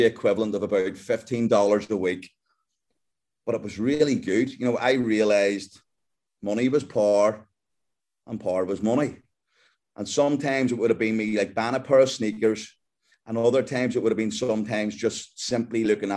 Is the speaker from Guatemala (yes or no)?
no; Belfast, Northern Ireland, United Kingdom; I'm just a kid from Belfast in Northern Ireland. And we grew up, you know, me and my brother and sister in a house full